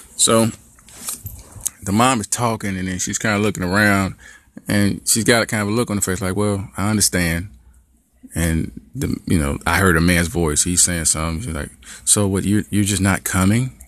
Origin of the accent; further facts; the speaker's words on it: Gary, Indiana, United States; growing up in Gary, there was a couple white kids